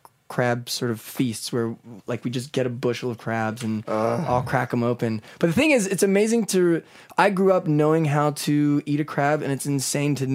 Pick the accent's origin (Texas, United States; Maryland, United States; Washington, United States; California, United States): Maryland, United States; Baltimore; moved away as an adult; also born or lived in Chicago / New York; I grew up in Baltimore, went to college in Chicago for my undergrad at DePaul University